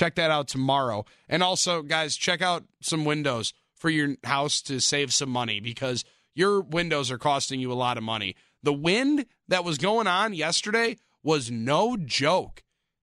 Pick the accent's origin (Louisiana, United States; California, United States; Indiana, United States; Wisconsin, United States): Wisconsin, United States; Milwaukee; my hometown team